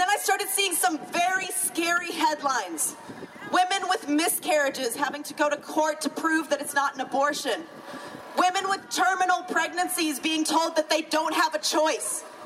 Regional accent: the South, United States; also born or lived in Georgia; I grew up in the South. I'm from Florida, Alabama area

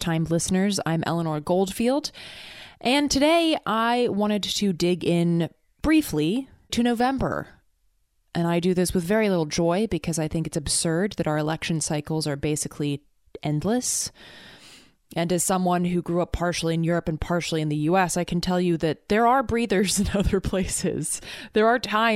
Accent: North Carolina, United States; my home state of North Carolina

